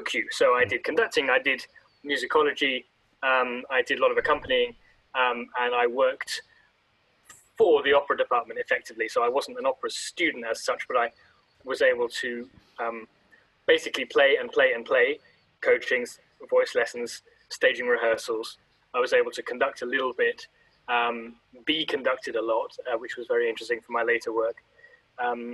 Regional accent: London, United Kingdom; moved away; I grew up in London

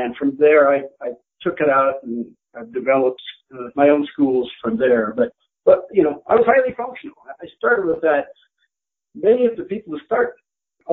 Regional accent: Boulder, Colorado, United States; I grew up in the Boulder area

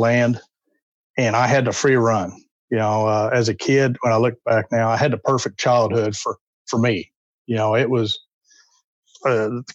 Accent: north central Oklahoma, United States; moved away; I was born in Oklahoma, north central Oklahoma. Lived there for the early part of my life.

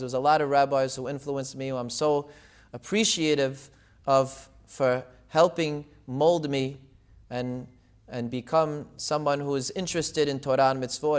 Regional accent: Deal, New Jersey, United States; also born or lived in Israel / Brooklyn; I actually grew up in Deal, New Jersey, in the Syrian community

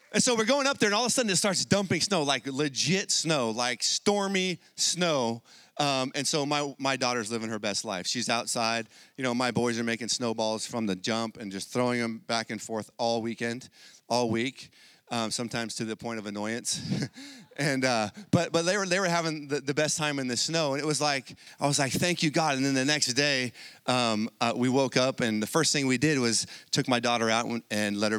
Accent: San Diego, California, United States; I grew up in San Diego

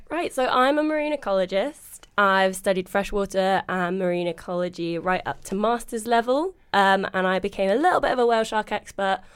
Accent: London, United Kingdom; I'm from South London originally. I'm from West Norwood.

